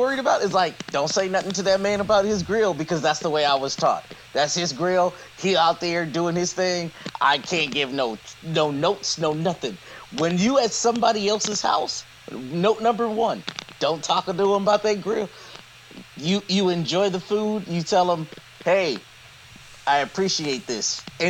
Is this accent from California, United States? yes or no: yes; California, United States; I'm a Californian.